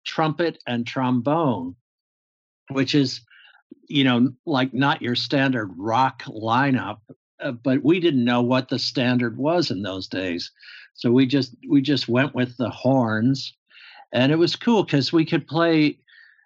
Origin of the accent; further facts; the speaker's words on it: Pittsburgh, Pennsylvania, United States; my father was in the military, so we moved around a bit, but not as much as some people did. Military families, because I think when I was around 8 years old, my mother put her foot down and said, "We're not moving anymore." And I grew up in Western Pennsylvania, Pittsburgh area